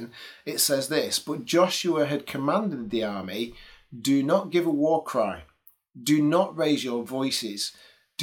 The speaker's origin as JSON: {"language": "English", "region": "England", "country": "United Kingdom", "said": "as an English person"}